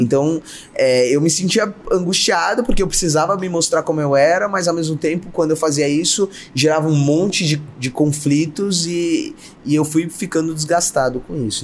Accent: São Paulo, Brazil; eu nasci numa periferia em São Paulo, meu pai era mecânico, minha mãe fazia bolo, uhum. é, eu nasci no bairro do Grajaú

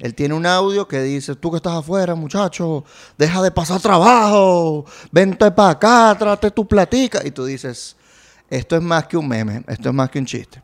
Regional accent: Barquisimeto, Lara, Venezuela; now in Caracas, Venezuela; Yo soy de Barquisimeto

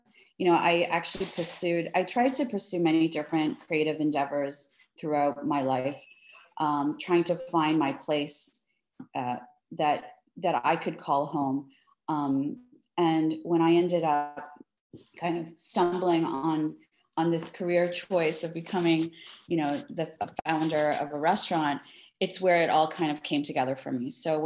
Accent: Toronto, Ontario, Canada; now in Miami, United States; am born and raised in Toronto. Both my parents are of Greek descent.

